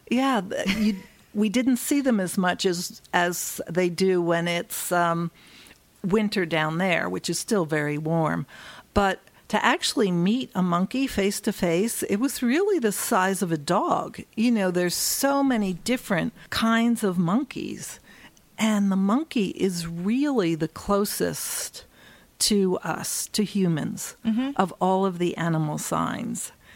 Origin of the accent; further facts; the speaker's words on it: Philadelphia, Pennsylvania, United States; moved away; I grew up in Philadelphia.